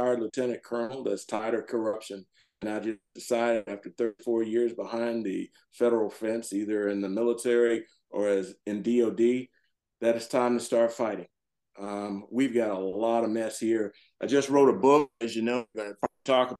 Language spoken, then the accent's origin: English; the South, United States; now in Howard County, Maryland, United States; I grew up in the South